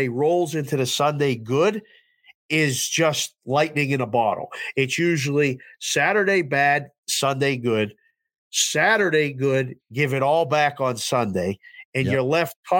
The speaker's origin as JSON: {"language": "English", "town": "Pittsburgh", "region": "Pennsylvania", "country": "United States", "tie": "born or raised there", "said": "I grew up in Pittsburgh"}